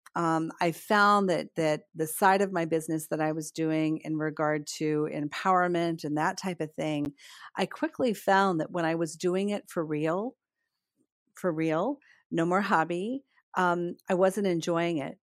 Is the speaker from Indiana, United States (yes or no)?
yes; northern Indiana, United States; moved away as an adult; also born or lived in Pembroke Pines, Florida; now in Melbourne, Florida, United States; I grew up in a really small farming community in northern Indiana